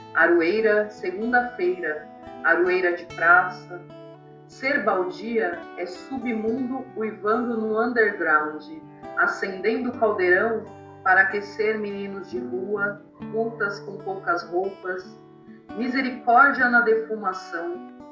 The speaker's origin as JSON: {"language": "Portuguese", "region": "São Paulo", "country": "Brazil", "tie": "born or raised there", "also_born_or_lived": "Taboão da Serra", "said": "Campo Limpo, Zona Sul, é, Tabuão onde eu cresci, nasci, né? Eu fui morar no Taboão pequena, depois estou no Campo Limpo"}